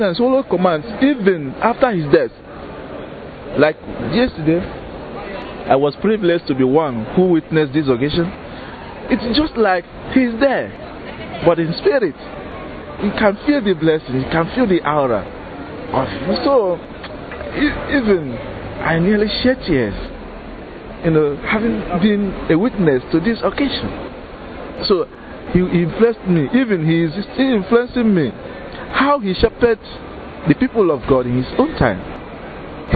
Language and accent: English; Nigeria; I am from Fanita Archdiocese in Nigeria